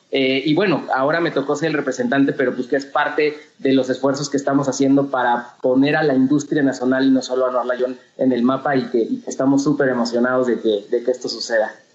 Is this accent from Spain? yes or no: no; Mexico; como mexicanos